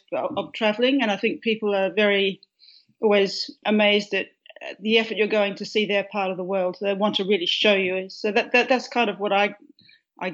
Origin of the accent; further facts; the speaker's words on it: a farm near Perth, Western Australia, Australia; now in Melbourne, Australia; I grew up on a farm which is about 85 miles east of Perth